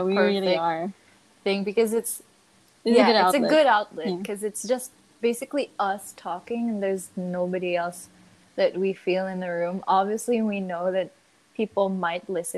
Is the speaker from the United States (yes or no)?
no; Philippines; But I grew up in the Philippines. I was born and raised here